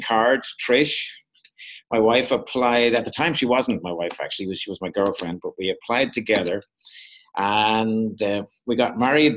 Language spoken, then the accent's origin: English; Dublin, Leinster, Ireland; moved away as an adult; now in Minneapolis, United States; I'm not from North Dakota. I'm from Dublin in Ireland. And we've been over here 25 years now